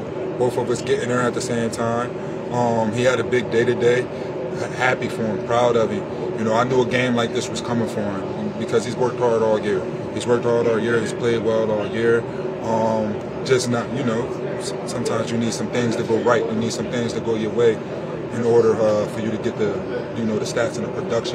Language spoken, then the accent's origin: English; Philadelphia, Pennsylvania, United States; born or raised there